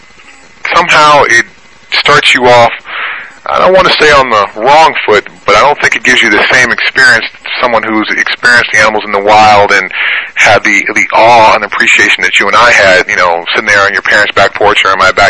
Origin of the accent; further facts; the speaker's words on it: California, United States; I grew up in California